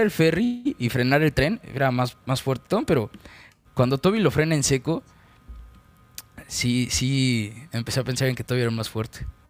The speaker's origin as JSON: {"language": "Spanish", "country": "Mexico", "said": "soy mexicano"}